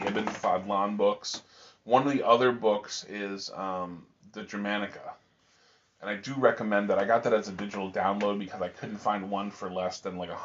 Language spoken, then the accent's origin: English; United States; we're American.